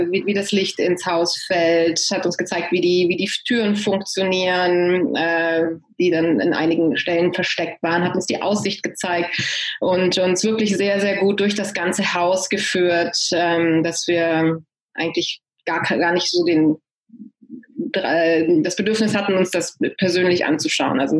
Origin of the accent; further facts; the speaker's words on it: Hanover, Lower Saxony, Germany; moved away as an adult; also born or lived in Italy; now in San Francisco Bay Area, United States; Ich äh, bin gebürtige Deutsche, komme aus Hannover, äh, bin aber nach dem Abitur ausgewandert, erst Italien und jetzt seit, äh, oh Gott, 15, mehr als 15 Jahren in der San Francisco Bay Area